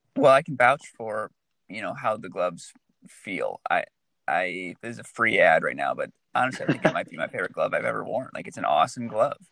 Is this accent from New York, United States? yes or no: no; Michigan, United States; now in California, United States; As a native Michigander